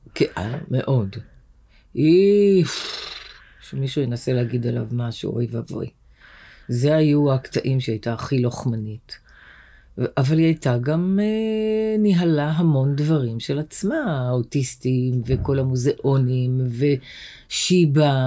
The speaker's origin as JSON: {"language": "Hebrew", "town": "Tel Aviv", "region": "Tel Aviv District", "country": "Israel", "tie": "born or raised there", "said": "גדלנו בשכונה בשם צהלה"}